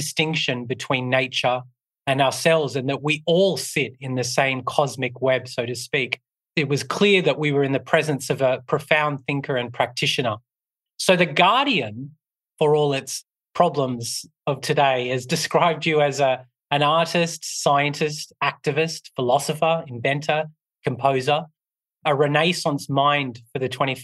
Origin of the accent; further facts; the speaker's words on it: Australia; I grew up with them in Australia